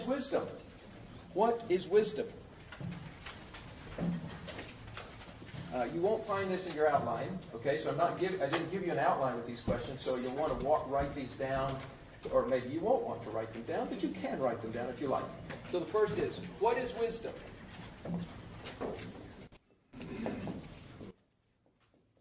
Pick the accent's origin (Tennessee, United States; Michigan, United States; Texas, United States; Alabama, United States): Tennessee, United States; moved away; I come from Tennessee originally